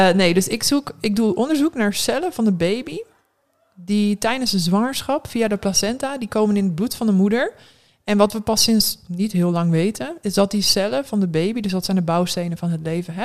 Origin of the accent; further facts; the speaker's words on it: Westerbork, Drenthe, Netherlands; moved away as an adult; also born or lived in Eindhoven / Gelderland / Assen / Norway; now in Groningen, Netherlands; ik ben sinds groep drie woon ik in Westerbork